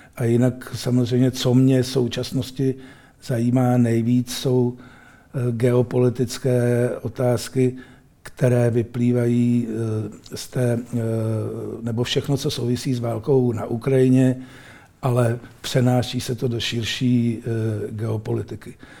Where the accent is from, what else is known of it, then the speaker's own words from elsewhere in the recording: Czechia; a my tady jako Češi